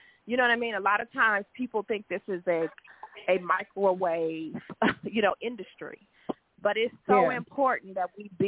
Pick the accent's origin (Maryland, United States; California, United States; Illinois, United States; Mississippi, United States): Illinois, United States; Chicago; moved away as an adult; also born or lived in Los Angeles; I'm a native of Chicago, Illinois